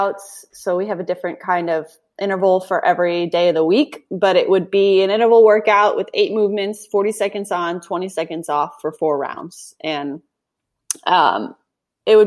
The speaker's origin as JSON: {"language": "English", "region": "Connecticut", "country": "United States", "tie": "born or raised there", "also_born_or_lived": "Malibu, California", "moved": "as an adult", "said": "I grew up in Connecticut"}